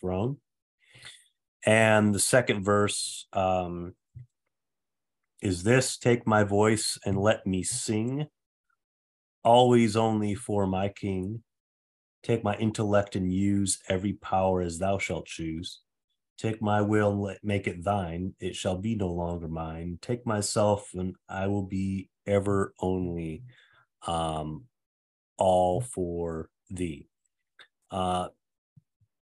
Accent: Saginaw, Michigan, United States; my hometown of Saginaw, Michigan

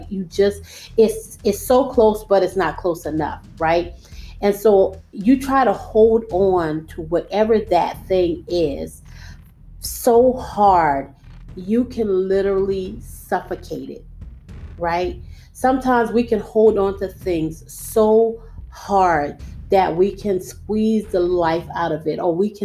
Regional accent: United States; we, as the American people

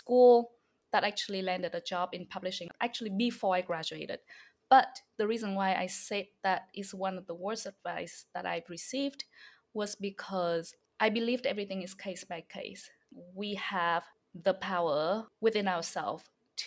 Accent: Hanoi, Vietnam; English is a second language; also born or lived in upstate New York; now in New York City, United States; I'm from the city in Vietnam. So I'm from Hanoi.

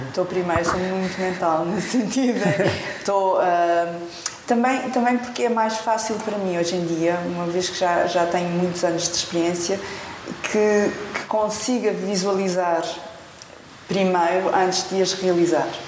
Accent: Portugal; sou portuguesa

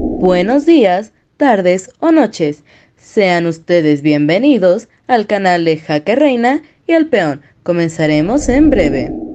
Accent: Colombia; como profesor de, de vereda, como decimos acá nosotros

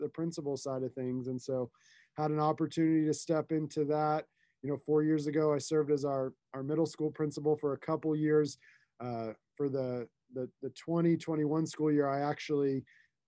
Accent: Tulsa, Oklahoma, United States; I grew up here in Tulsa, lived here most of my life.

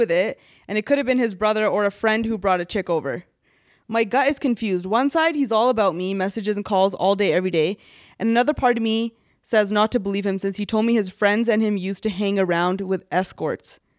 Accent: Toronto, Ontario, Canada; Hey, coach. I'm from Toronto.

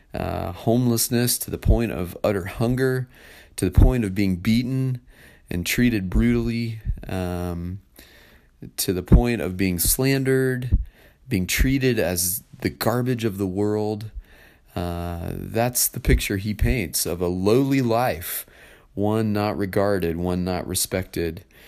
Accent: United States; as American citizens

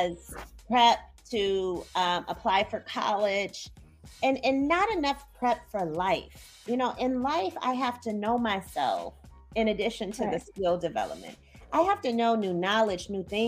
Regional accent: Midwest, United States; moved away as an adult; now in Chicago, United States; I'm from the Midwest, and I'm back in the Midwest now

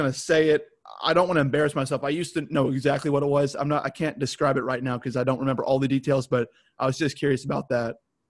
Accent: Arkansas, United States; I'm from Arkansas. I'm an Arkansas guy.

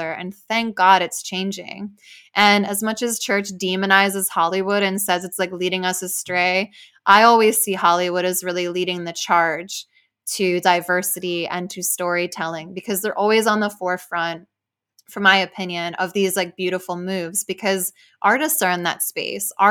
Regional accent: Spain; English is a second language; I grew up back in Spain, also in a very religious Catholic environment.

